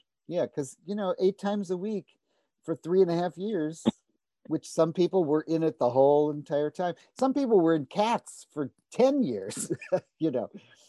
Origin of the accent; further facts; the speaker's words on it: St. Louis, Missouri, United States; moved away; I said, I'm from St. Louis.